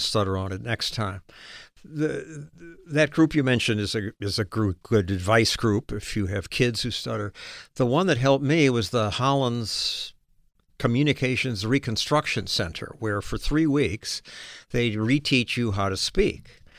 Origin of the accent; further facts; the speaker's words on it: Chicago, Illinois, United States; moved away; also born or lived in Oregon / New York City; I was raised in Chicago.